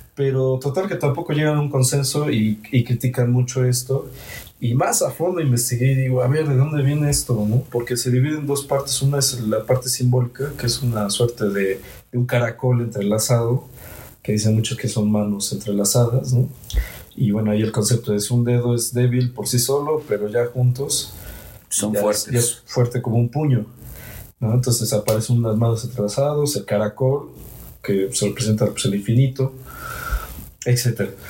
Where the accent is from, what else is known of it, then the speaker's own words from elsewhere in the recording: Mexico; soy de aquí de México, de hecho soy de acá